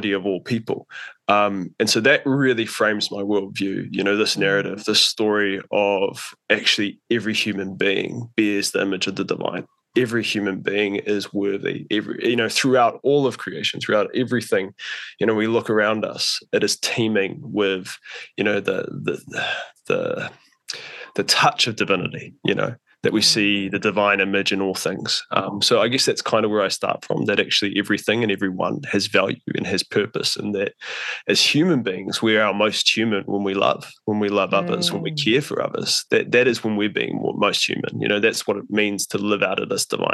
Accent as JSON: {"language": "English", "region": "Auckland", "country": "New Zealand", "tie": "born or raised there", "said": "I grew up in West Auckland, like Riverhead, Coatesville, quite far out as a kid"}